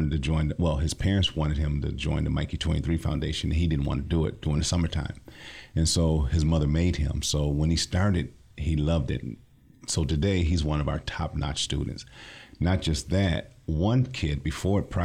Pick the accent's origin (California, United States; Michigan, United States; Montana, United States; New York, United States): Michigan, United States; Lansing; I'm from the Lansing area, born and raised